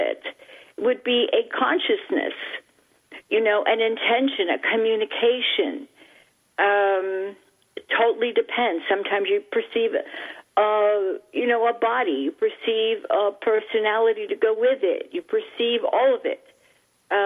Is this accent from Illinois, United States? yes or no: no; New York City, New York, United States; when I was a little child growing up in Manhattan, the island of Manhattan in New York City